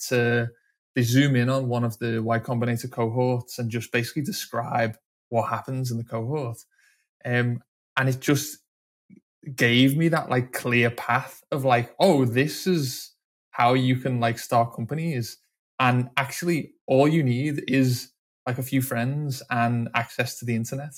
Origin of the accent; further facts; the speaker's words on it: Liverpool, North West England, United Kingdom; I'm originally from Liverpool